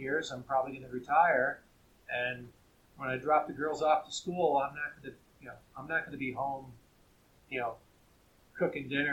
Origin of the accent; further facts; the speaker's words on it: near Buffalo, New York, United States; now in Truckee, United States; I grew up near Buffalo